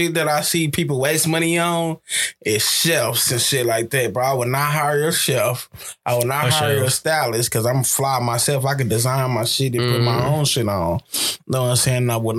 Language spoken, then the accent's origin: English; Texas, United States; I'm from the South. I'm from Texas.